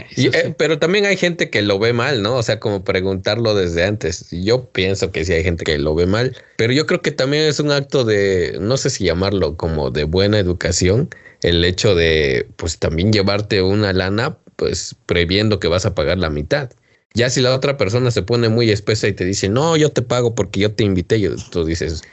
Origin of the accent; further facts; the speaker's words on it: Mexico; en el pueblo del cual yo soy oriundo, que es este la paque